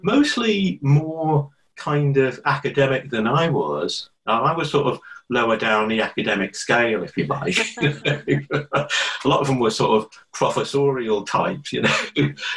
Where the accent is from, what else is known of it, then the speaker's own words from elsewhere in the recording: Liverpool, North West England, United Kingdom; moved away as an adult; also born or lived in London; I was born in Liverpool, which I, you know, always go on about and always rave about. You know, I went to the same school as Paul McCartney